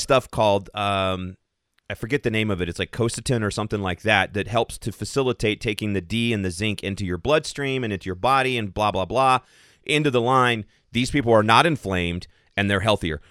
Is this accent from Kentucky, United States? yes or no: yes; Central Kentucky, United States; now in Colorado, United States; I'm, I'm originally from Central Kentucky